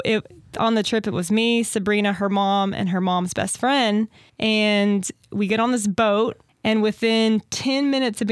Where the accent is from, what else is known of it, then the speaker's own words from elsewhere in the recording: Maceo, Kentucky, United States; I am from Owensboro, born and raised. Grew up out in Maceo, Kentucky